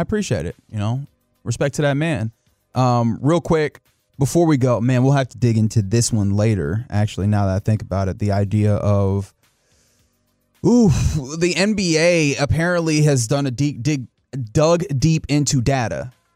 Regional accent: Texas, United States; I am a Texan

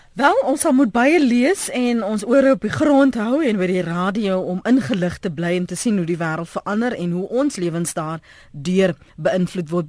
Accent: South Africa; ons as Suid-Afrikaners

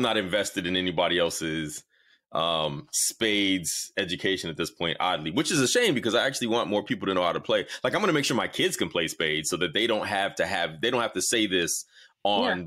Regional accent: the South, United States; I'm a Southerner

